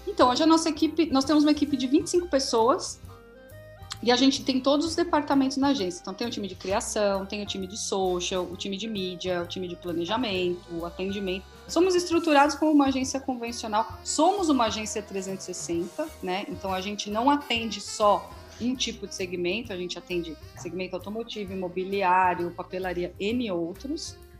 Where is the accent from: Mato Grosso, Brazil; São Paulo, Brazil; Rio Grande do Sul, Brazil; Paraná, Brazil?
São Paulo, Brazil; Santo André; also born or lived in São Bernardo do Campo; now in São Caetano do Sul, Brazil; Eu sou de Santo André. Sou de ah, Santo André, claro. atualmente moro em São Caetano